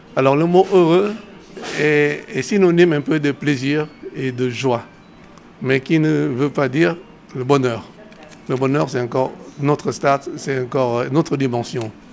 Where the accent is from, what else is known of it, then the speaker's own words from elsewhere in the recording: Vietnam; moved away as an adult; also born or lived in Laos / Cambodia / China; now in France; Non, je suis né au Vietnam. Je suis venu tardivement en France